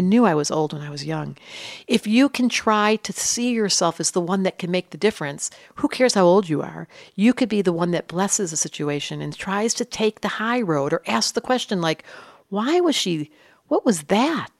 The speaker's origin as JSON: {"language": "English", "town": "Detroit", "region": "Michigan", "country": "United States", "tie": "born or raised there", "said": "I grew up in Detroit"}